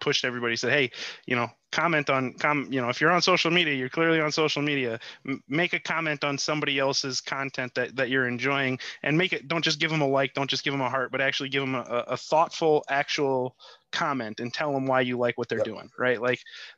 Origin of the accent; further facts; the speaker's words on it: Chicago, Illinois, United States; moved away; I'm from Chicago originally